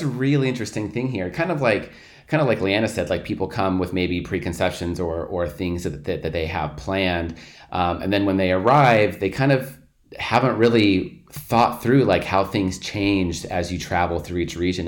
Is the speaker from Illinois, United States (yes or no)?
no; Portland, Oregon, United States; moved away as an adult; I'm originally from Portland, Oregon